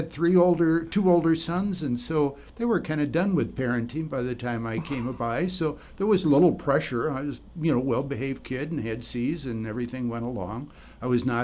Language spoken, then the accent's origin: English; Madison, Wisconsin, United States; I grew up on the east side of Madison, went to Monona Grove High School, graduated from there.